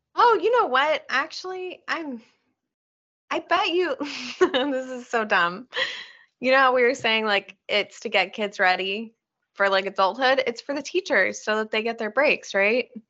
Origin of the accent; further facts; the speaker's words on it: Oregon, United States; we grew up in Oregon